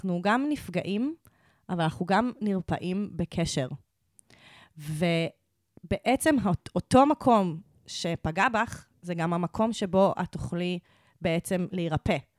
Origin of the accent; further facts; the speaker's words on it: Israel; accent: Israeli; יש לי הכי מבטא ישראלי שאני אומרת